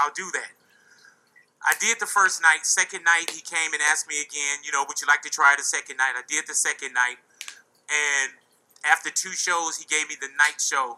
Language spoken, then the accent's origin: English; Los Angeles, California, United States; I'm from this turf. I'm from Los Angeles